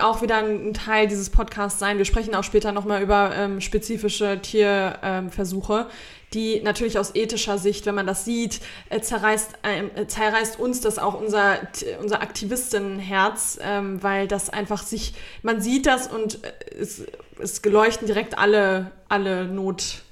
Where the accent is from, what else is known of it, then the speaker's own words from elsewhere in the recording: Germany; bei uns in Deutschland